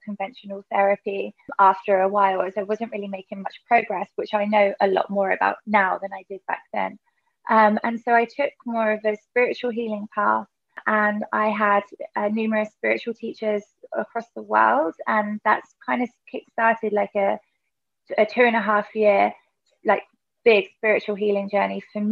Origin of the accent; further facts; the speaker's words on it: Berkshire, South East England, United Kingdom; moved away as an adult; also born or lived in Australia; now in Bali, Indonesia; I'm from Berkshire in the UK.